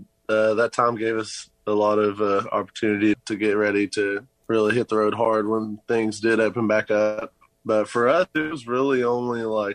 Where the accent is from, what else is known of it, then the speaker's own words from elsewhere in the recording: France; now in Lubbock, United States; Yeah, I'm from France. I was talking to this girl from Paris, like right before I moved to Lubbock, like that summer, same summer.